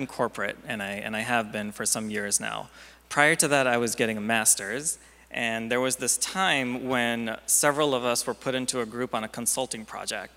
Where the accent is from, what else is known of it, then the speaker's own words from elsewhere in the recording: India; now in United States; I didn't grow up in the U.S. I grew up in India